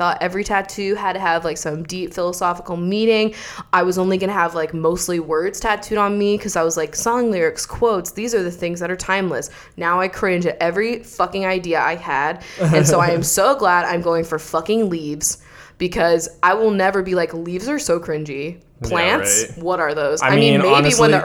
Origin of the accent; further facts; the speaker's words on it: Pennsylvania, United States; now in Pacific Northwest, United States; I'm from Pennsylvania